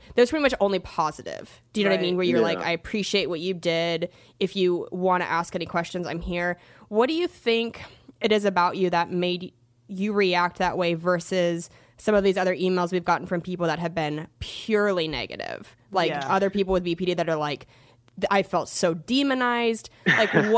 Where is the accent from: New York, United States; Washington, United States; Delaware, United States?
Washington, United States; also born or lived in Seattle; I'm from Washington State and, you know, lived in Seattle for like almost 5 years